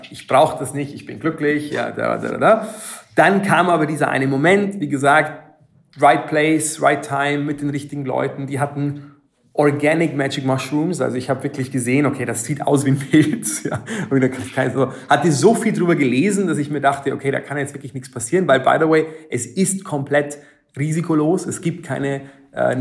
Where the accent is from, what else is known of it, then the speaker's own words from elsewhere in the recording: Germany; Ich bin auf dem Land aufgewachsen